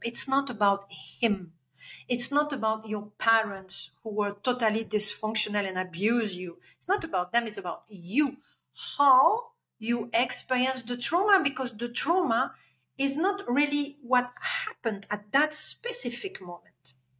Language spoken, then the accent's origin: English; Belgium; English is a second language; moved away; I'm Belgian, I'm coming from Europe.